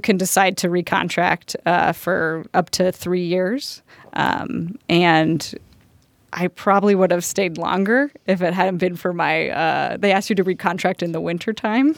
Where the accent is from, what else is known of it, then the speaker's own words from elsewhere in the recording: Colorado, United States; we're from Colorado